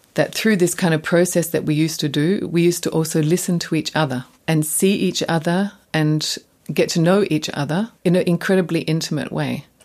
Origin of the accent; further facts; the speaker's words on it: Australia; moved away as an adult; now in Germany; coming from Australia